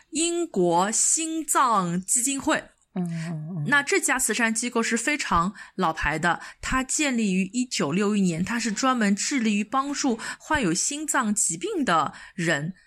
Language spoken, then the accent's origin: Chinese; China; also born or lived in United Kingdom; 我们，中国人要买的东西其实都是装不下的